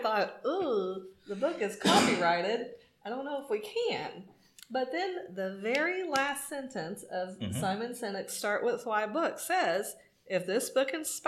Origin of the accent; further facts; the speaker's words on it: Arkansas, United States; I grew up in Arkansas